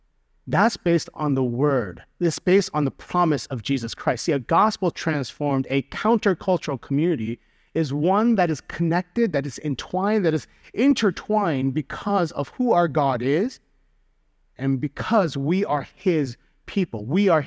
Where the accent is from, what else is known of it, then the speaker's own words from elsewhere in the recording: Chicago, Illinois, United States; So for example, being a Chicagoan, I have community with everyone who understands that the best pizza in the world is Chicago deep dish. Being a Korean American, I have community with people who have that shared immigrant childhood experience.